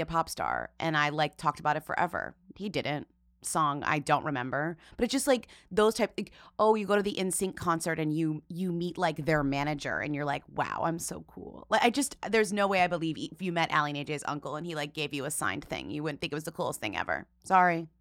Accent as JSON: {"language": "English", "town": "Springfield", "region": "Illinois", "country": "United States", "tie": "born or raised there", "moved": "yes"}